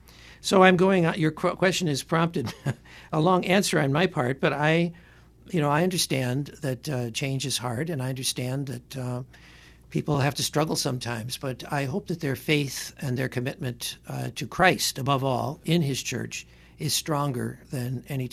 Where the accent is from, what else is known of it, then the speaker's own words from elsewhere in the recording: Detroit, Michigan, United States; You know, the parish I grew up in Detroit was a very flourishing place with a huge school and everything and a beautiful church.